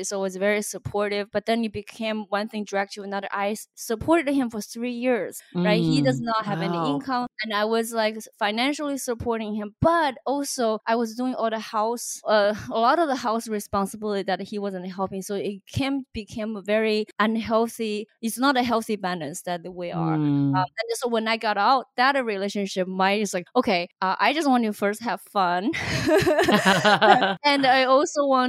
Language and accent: English; China; now in United States; growing up in China